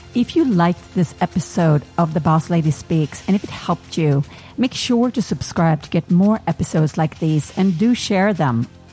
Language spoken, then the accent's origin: English; New York, United States; I am a New Yorker